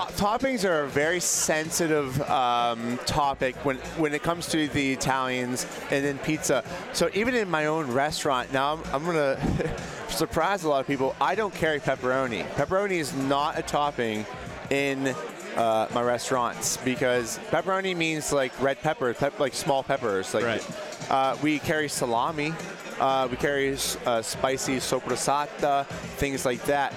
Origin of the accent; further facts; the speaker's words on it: Pittsburgh, Pennsylvania, United States; I'm from Pittsburgh, and I've been in Neapolitan pizza for about 12 years now